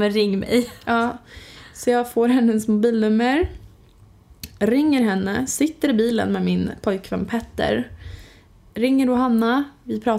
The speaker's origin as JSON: {"language": "Swedish", "region": "Östergötland", "country": "Sweden", "accent": "Östgöta dialect", "said": "Ja du har väldigt mycket dialekt. Ja. Öst, vad säger man? Öst, öst, öst, östgötska. Östgötska säger man väl?"}